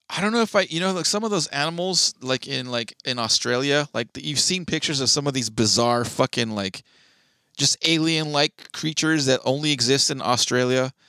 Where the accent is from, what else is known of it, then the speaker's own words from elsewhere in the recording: California, United States; being a Californian